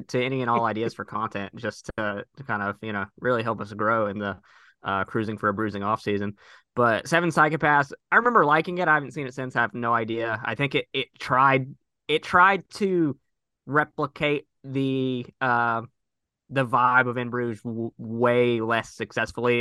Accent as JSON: {"language": "English", "region": "Missouri", "country": "United States", "tie": "born or raised there", "said": "my home state"}